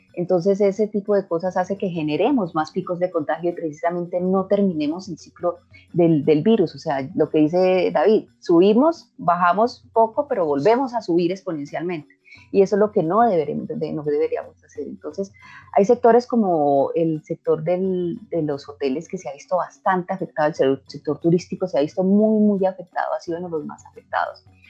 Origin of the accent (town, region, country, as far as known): Colombia